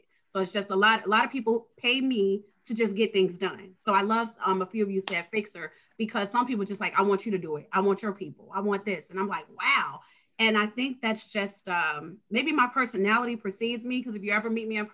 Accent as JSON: {"language": "English", "town": "Chicago", "region": "Illinois", "country": "United States", "tie": "born or raised there", "said": "I was born and raised in Englewood. But then I lived all over"}